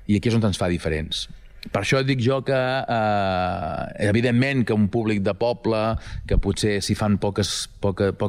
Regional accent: Girona, Catalonia, Spain; com som els catalans, Ehm, com som els de Girona...

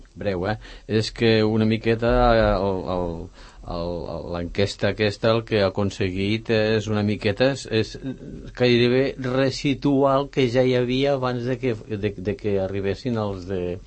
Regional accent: Ponts, Catalonia, Spain; now in Sant Cugat, Spain; el meu poble a Pons

